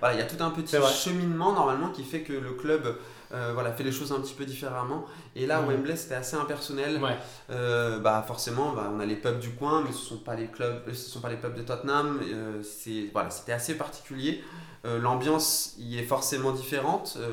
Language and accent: French; France; je suis français